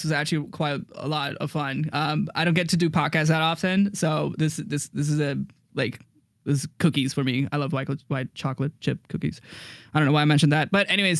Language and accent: English; India; because like I'm from India and like my parents' religion is Hinduism.